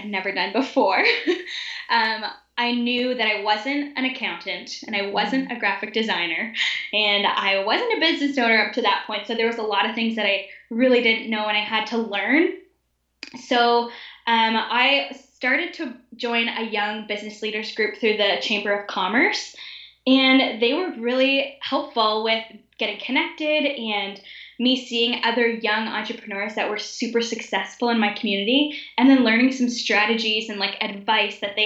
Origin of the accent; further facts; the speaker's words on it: Ottawa, Ontario, Canada; I was born and raised in Ottawa, Canada